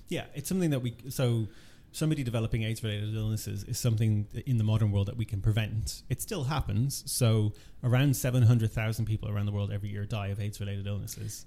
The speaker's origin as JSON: {"language": "English", "country": "Ireland", "said": "I'm originally from Ireland"}